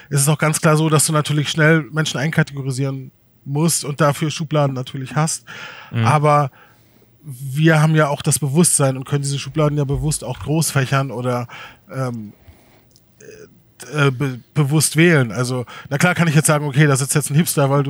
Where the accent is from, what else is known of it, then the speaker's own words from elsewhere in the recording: Germany; Wobei ich, ich bin auch Deutscher, ne?